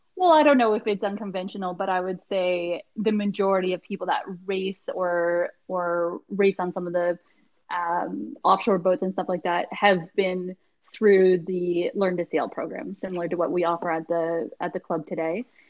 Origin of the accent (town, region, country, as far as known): Halifax, Nova Scotia, Canada; born or raised there